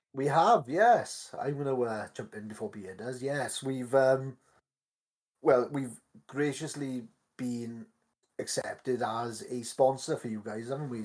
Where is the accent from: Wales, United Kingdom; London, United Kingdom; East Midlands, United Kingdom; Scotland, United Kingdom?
Wales, United Kingdom; Welsh; accent: Welsh; my miserable Welsh accent